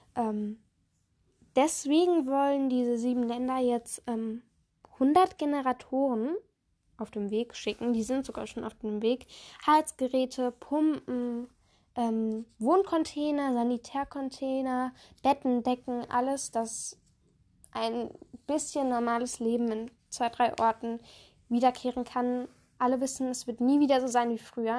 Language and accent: German; Germany; bei uns in Deutschland